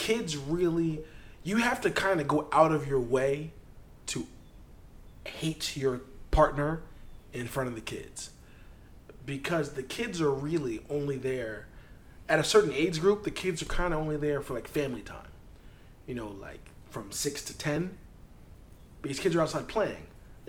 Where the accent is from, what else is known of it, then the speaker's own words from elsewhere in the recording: New York, United States; As a New Yorker, you know, you're in the stoop.